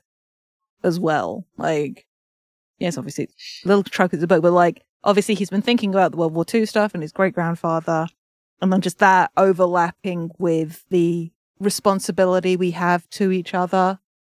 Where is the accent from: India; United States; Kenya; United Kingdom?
United Kingdom; I'm British